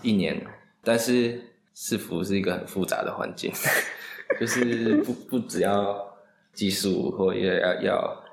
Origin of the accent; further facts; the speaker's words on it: Pingtung County, Taiwan; moved away as an adult; also born or lived in Taoyuan; now in Taipei, Taiwan; 我是品种长大的小孩。嗯。然后大学才到桃园念书，然后工作还在台北